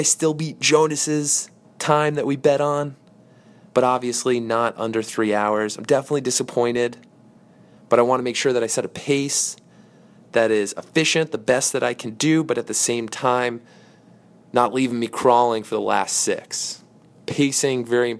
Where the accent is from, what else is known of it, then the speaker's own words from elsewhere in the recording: Darien, Connecticut, United States; we grew up together in the Darien, New Canaan area, have been good buddies since elementary school.